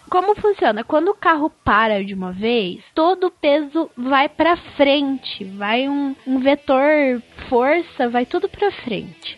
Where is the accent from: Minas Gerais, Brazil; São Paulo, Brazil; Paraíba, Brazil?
Minas Gerais, Brazil; eu sou de Minas